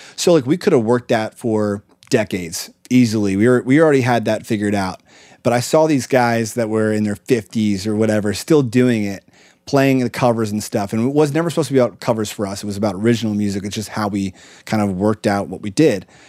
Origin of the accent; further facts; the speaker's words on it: Lancaster, Pennsylvania, United States; moved away; we grew up in Lancaster, Pennsylvania, at a really great school called Conestoga Valley